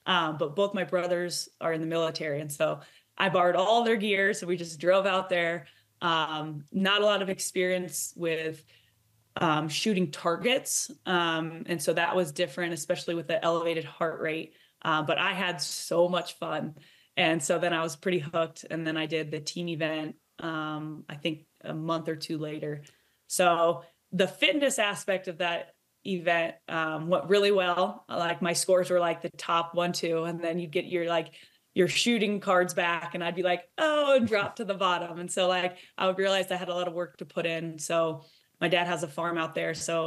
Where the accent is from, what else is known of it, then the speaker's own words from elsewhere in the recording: Iowa, United States; Growing up in Iowa